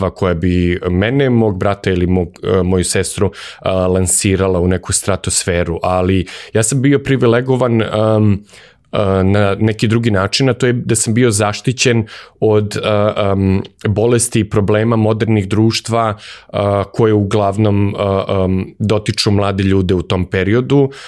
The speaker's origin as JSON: {"language": "Croatian", "region": "Belgrade", "country": "Serbia", "tie": "born or raised there", "said": "ja sam odrastao u Beogradu"}